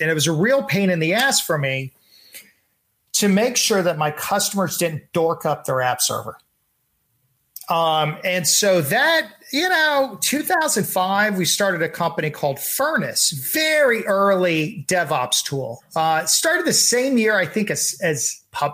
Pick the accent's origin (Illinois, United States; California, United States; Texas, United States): Texas, United States; I'm from Texas